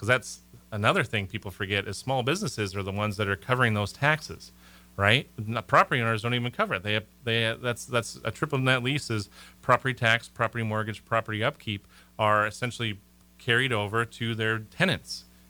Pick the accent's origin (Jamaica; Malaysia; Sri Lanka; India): Malaysia; I'm from Malaysia too, and they're from Malaysia.